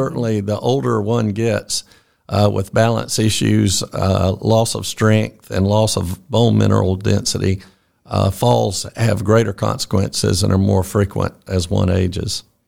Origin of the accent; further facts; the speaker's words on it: Fitzgerald, Georgia, United States; also born or lived in Atlanta, Georgia; I grew up in Fitzgerald